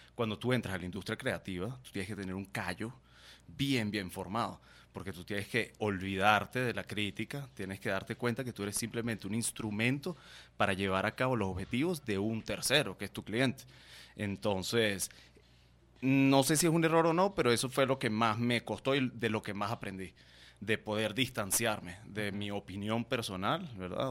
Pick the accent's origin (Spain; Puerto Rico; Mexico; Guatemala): Guatemala; also born or lived in Venezuela / New York; yo soy venezolano, eh, pero crecí en Guatemala. Nosotros nos vinimos en el 98